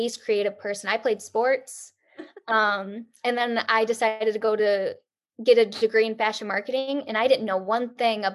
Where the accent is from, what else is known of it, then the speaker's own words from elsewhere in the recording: Michigan, United States; moved away as an adult; now in Detroit area, United States; we were going to move back to Michigan to be closer to our family, but not too close. Wasn't going to move back to my hometown